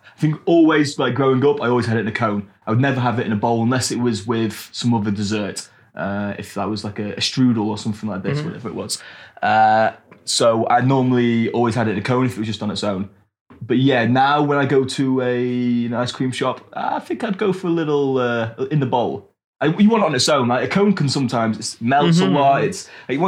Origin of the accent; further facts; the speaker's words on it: England, United Kingdom; I'm from England, so the weather's not that warm